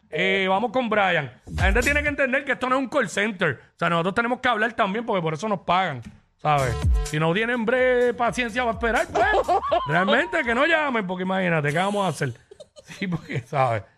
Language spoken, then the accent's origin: Spanish; Mayagüez, Puerto Rico; Yo soy del pueblo de Mayagüez